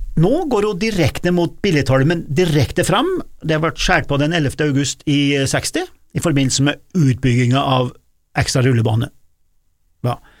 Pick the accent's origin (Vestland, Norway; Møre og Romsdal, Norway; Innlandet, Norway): Innlandet, Norway; Gudbrandsdalen; now in Stjørdal, Norway; jeg er jo Gudbrandsdøl i gåsehudet.